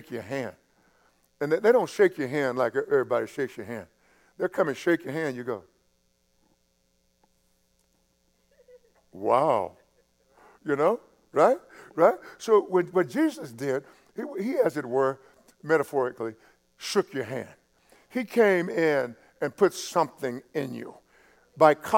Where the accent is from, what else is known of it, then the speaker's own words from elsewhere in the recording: East Texas, United States; I grew up in East Texas